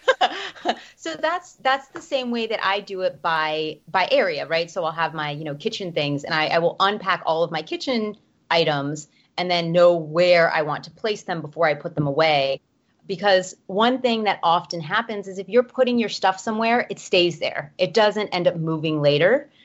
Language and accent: English; Miami, Florida, United States; moved away; also born or lived in Chicago / Knoxville; I'm from Miami, Florida originally